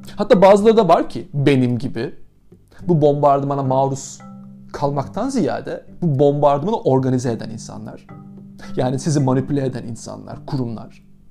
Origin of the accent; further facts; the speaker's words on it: Aydın, Turkey; now in Istanbul, Turkey; ben Ege'nin basit ve mütevazi taşrası Aydın'da doğdum.